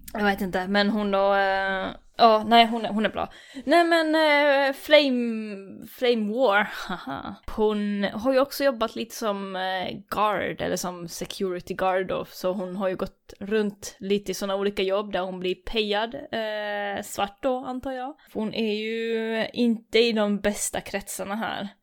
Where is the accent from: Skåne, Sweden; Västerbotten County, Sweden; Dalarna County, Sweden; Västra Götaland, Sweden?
Västra Götaland, Sweden; Gothenburg; accent: Gothenburg dialect (göteborgska); Här kommer jag med min göteborgska